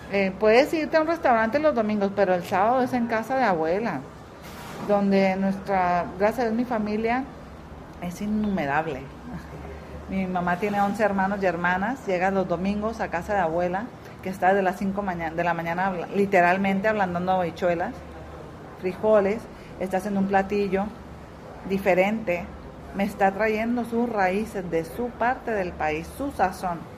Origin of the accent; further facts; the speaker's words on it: Tijuana, Baja California, Mexico; moved away as an adult; also born or lived in Zacatecas; now in Puerto Rico; Yo quiero traer mi esencia, donde yo nací. Transportarte a mi parte de México, no, inventar con otra parte. del, norte. ¿De dónde eres? De Tijuana.